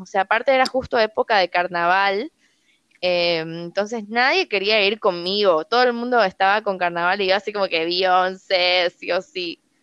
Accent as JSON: {"language": "Spanish", "town": "Santa Cruz de la Sierra", "region": "Santa Cruz", "country": "Bolivia", "tie": "born or raised there", "said": "toda mi familia es argentina, yo soy la primera boliviana de mi familia, entonces siempre nos íbamos de viaje, o sea, te hablo de viajes súper baratos, nos íbamos en bus desde Santa Cruz a Buenos Aires"}